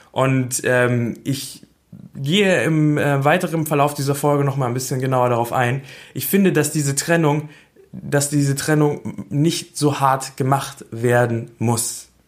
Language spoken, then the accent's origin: German; Berlin, Germany; Ich ähm, komme aus Berlin, ich bin in Berlin geboren und ich wohne immer noch in Berlin.